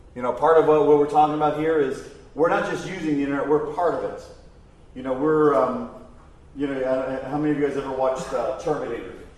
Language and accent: English; Mansfield, Ohio, United States; I'm from Mansfield, Ohio.